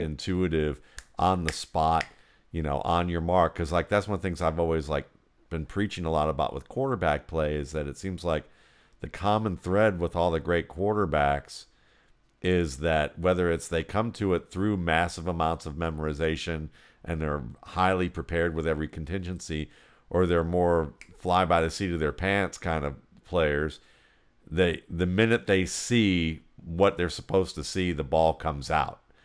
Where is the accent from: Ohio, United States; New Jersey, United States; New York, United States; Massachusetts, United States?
Ohio, United States; Cleveland; I grew up in Cleveland